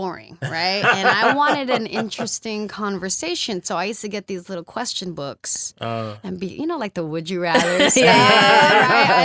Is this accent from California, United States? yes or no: yes; San Francisco, California, United States; coming from San Francisco as a public school student